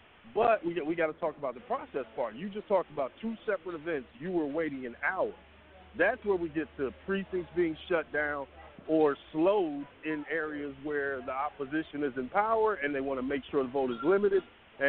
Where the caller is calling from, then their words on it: Atlanta, Georgia, United States; I'm in Atlanta, man.